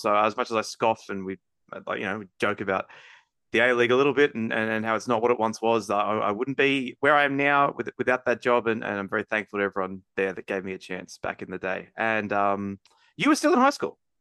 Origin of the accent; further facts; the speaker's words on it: Bankstown, New South Wales, Australia; I'm obviously born and raised in Bankstown.